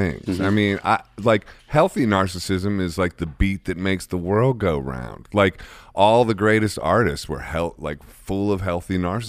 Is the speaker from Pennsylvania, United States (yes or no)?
no; Akron, Ohio, United States; So similar, I think, to Jersey background, you know, sort of working class-ish vibes, you know, but even though, like, Akron.